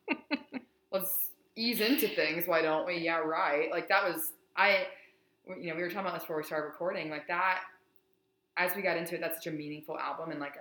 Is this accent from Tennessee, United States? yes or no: yes; East Tennessee, United States; I'm from East Tennessee